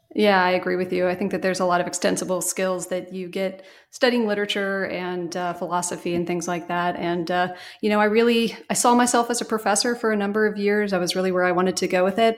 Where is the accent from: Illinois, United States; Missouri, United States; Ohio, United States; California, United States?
Ohio, United States; Cincinnati; moved away as an adult; also born or lived in Pittsburgh / Atlanta; living in my hometown of Cincinnati